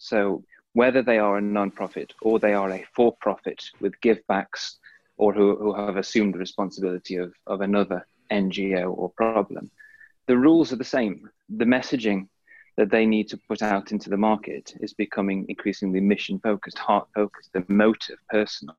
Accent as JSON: {"language": "English", "area": "Staffordshire", "region": "West Midlands", "country": "United Kingdom", "moved": "yes", "lives_now": "Clearwater, United States", "said": "I hail from Staffordshire, England"}